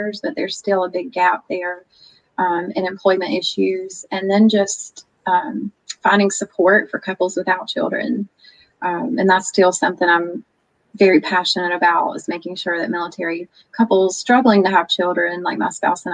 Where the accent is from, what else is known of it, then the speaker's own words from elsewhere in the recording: North Carolina, United States; moved away as an adult; now in Oklahoma, United States; my home state of NC